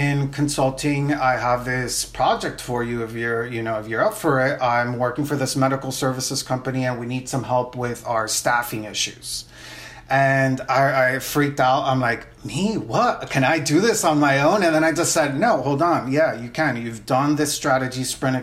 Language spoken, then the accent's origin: English; Miami, Florida, United States; also born or lived in Nicaragua / New Orleans; I'm originally from Nicaragua, but I grew up in Miami